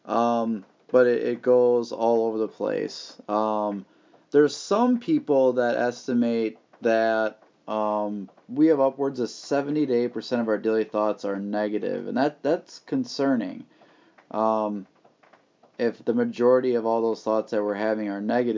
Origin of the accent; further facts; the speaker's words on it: Wisconsin, United States; here in my home state of Wisconsin